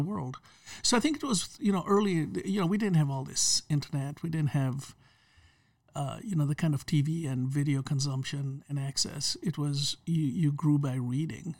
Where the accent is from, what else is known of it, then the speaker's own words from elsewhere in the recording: Kenya; moved away; I grew up in Kenya, uh, under the British colony system